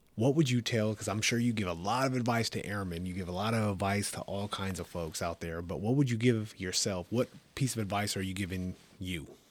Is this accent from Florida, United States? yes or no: no; California, United States; moved away as an adult; I grew up in California